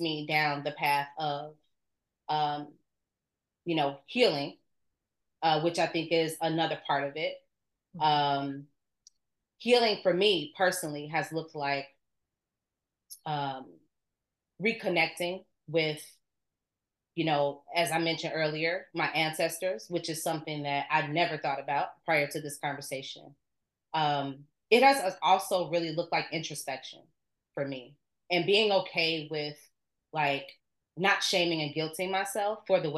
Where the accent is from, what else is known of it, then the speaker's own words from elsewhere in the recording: Chicago, Illinois, United States; Born and raised on the South Side of Chicago